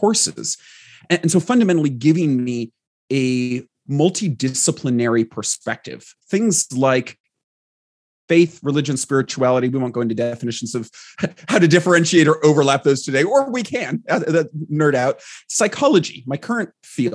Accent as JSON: {"language": "English", "region": "Southern California", "country": "United States", "tie": "born or raised there", "said": "I grew up in Southern California, primarily in a small mountain town where it actually snows."}